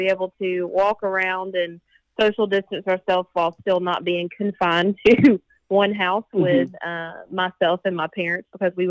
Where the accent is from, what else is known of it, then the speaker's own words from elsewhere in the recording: North Carolina, United States; So I decided to come back home. And I'm originally from North Carolina.